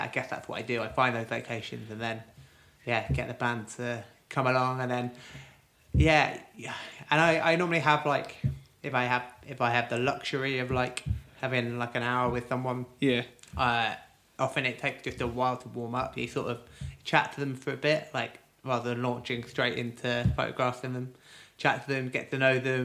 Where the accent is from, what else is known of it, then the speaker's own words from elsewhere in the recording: Cirencester, South West England, United Kingdom; moved away; I grew up in Gloucestershire, like a little sort of market town called Cirencester